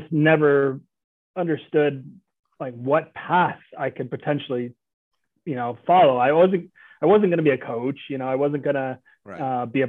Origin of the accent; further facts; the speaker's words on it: outside Oakland, California, United States; moved away; I grew up outside of Oakland, California, about 20 minutes east, basically.